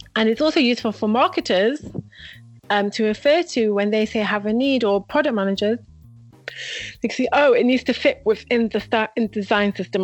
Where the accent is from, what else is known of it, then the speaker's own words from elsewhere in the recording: Manchester, North West England, United Kingdom; moved away as an adult; now in Israel; I'm originally from Manchester, England. I moved to Israel must have about been 10 years ago